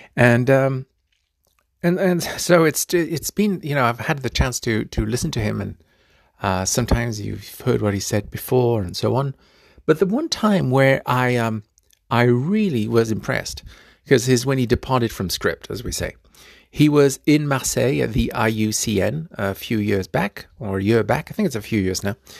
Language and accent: English; Fiji; my home country of Fiji